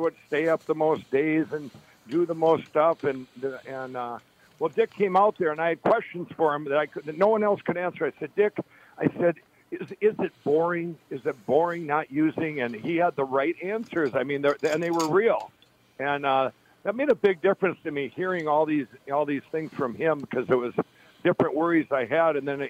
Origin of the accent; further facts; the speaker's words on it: Chaska, Minnesota, United States; also born or lived in Carver; I grew up in Chaska, in Chaska and Carver, Minnesota.